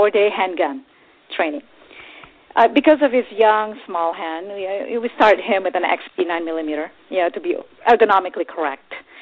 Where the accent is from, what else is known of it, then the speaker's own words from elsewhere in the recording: Texas, United States; I grew up in Texas since I was a little kid.